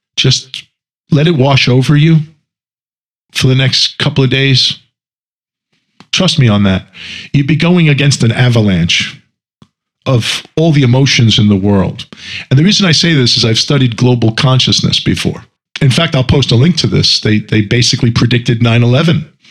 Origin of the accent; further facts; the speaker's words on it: United States; I'm American also